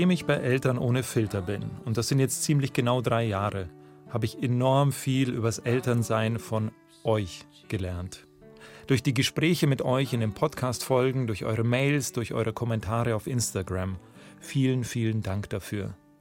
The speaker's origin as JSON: {"language": "German", "town": "Memmingen", "region": "Bavaria", "country": "Germany", "tie": "born or raised there", "also_born_or_lived": "Munich", "said": "meiner Heimatstadt Memmingen"}